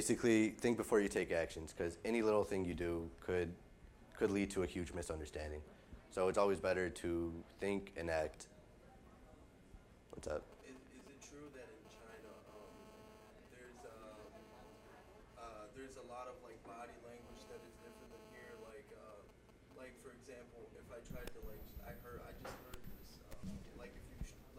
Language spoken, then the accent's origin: English; United States